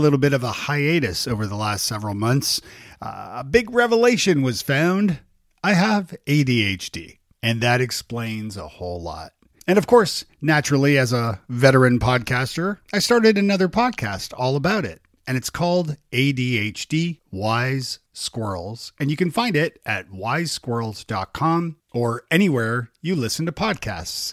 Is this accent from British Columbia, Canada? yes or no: no; Toronto, Ontario, Canada; now in Nashville, United States; I'm actually Canadian. So I'm from Toronto originally